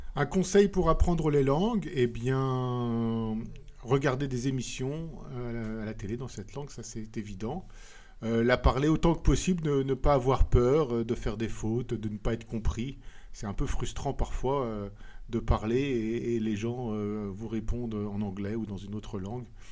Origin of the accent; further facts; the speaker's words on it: France; moved away as an adult; also born or lived in Japan / Scotland / England; now in Brussels, Belgium; je suis français, mais j'habite en Belgique, à Bruxelles.